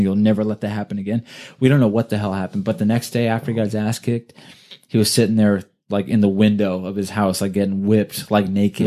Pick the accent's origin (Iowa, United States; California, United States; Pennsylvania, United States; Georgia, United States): California, United States; Thousand Oaks; also born or lived in Ventura, California / Oxnard, California; lived in Thousand Oaks like okay. my whole life